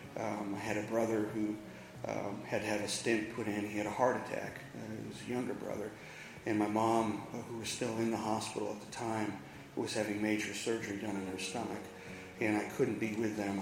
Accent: Massachusetts, United States; now in Charlotte, United States; I'm originally from Massachusetts. I came down 22 years ago

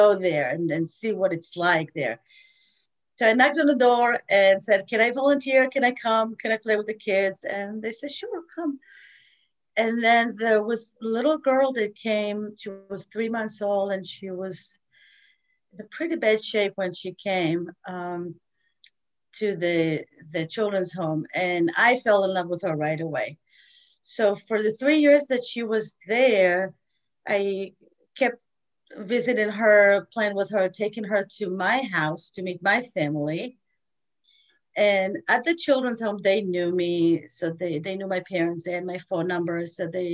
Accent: Rehovot, Central District, Israel; moved away; So I was born in Israel. I was born in Rehovot. It's a small city, not too far from Tel Aviv. Had a wonderful childhood.

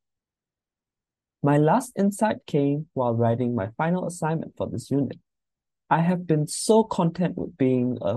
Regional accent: Myanmar; moved away; I am originally from Myanmar

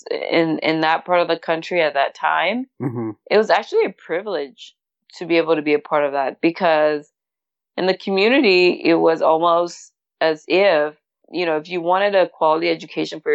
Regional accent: Douala, Littoral, Cameroon; moved away as an adult; also born or lived in Limbe, Cameroon / Curaçao; now in United States; I grew up in Cameroon, just like you mentioned, born and raised in Douala

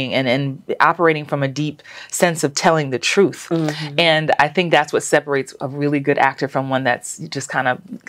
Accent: New York, United States; moved away as an adult; also born or lived in Los Angeles; now in Atlanta, United States; growing up in the Bronx

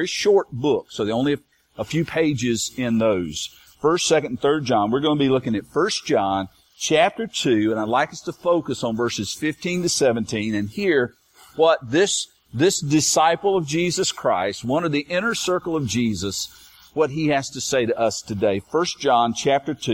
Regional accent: United States; we as American

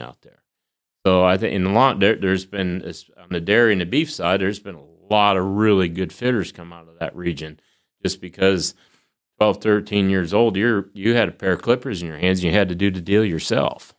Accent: Marbledale, Connecticut, United States; I grew up in Northwest Connecticut, a little town called Marbledale

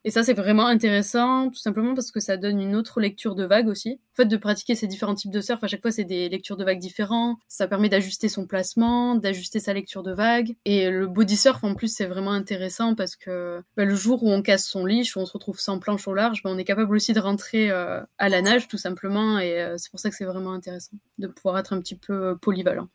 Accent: Anglet, Nouvelle-Aquitaine, France; Je suis originaire du Pays Basque, d'anglet

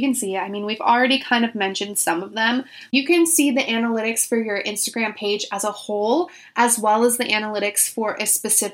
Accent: Orange County, California, United States; also born or lived in Germany; now in Los Angeles, United States; I grew up in Orange County

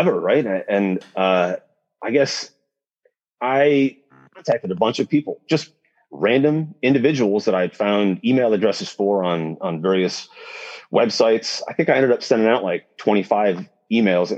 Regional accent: Detroit, Michigan, United States; moved away; also born or lived in Alaska / New Zealand / Chile; I'm from Detroit

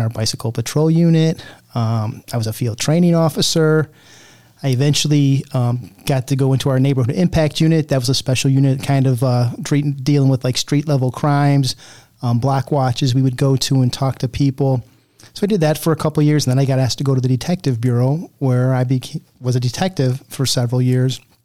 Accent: Cuyahoga County, Ohio, United States; now in Elyria, United States; I didn't grow up around here. I grew up actually in Cuyahoga County

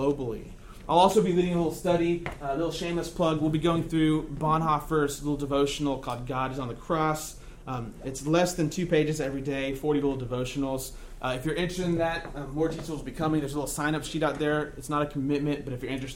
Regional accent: Texas, United States; I was born in Texas, raised in Texas

